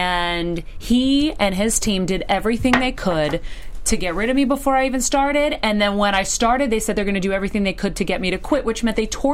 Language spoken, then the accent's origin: English; Medford, Massachusetts, United States; I'm from Medford